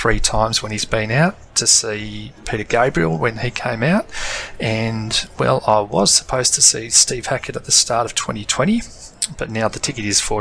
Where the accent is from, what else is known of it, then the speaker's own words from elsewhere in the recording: Australia; being an Australian